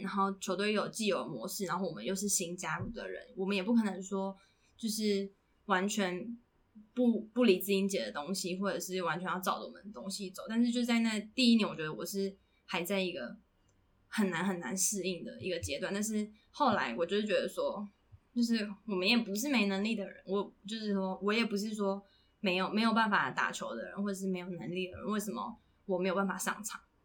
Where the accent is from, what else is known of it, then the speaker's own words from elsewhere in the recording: Puli, Nantou County, Taiwan; moved away; 如果我在普里长大的话